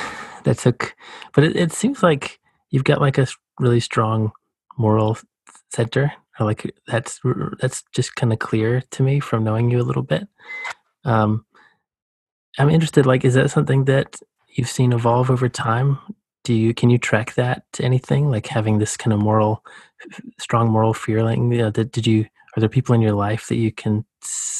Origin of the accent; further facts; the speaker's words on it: rural Georgia, United States; I grew up in the Southeast US, you know, the Deep South